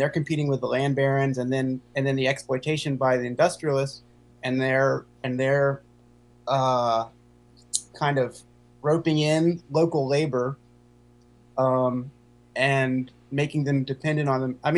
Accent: Chapel Hill, North Carolina, United States; Okay. Well, I'm from Chapel Hill, which a lot of people have said is not the South.

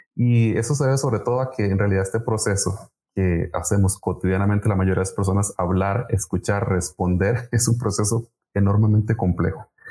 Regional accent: Costa Rica; aquí en nuestro país

